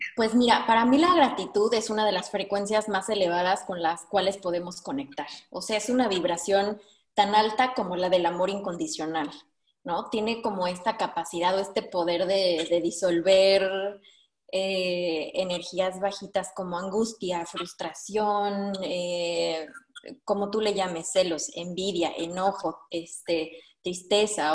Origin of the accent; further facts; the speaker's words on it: Mexico; moved away as an adult; now in Denmark; yo como mexicana que llevo un año aquí viviendo